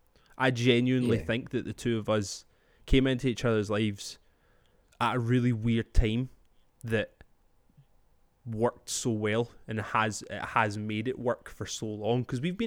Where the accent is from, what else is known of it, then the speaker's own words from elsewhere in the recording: Scotland, United Kingdom; But I'm Scottish, man.